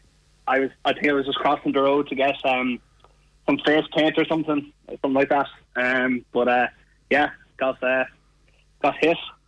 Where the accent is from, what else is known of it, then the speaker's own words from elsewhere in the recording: Sligo, Connacht, Ireland; moved away; I'm from Sligo originally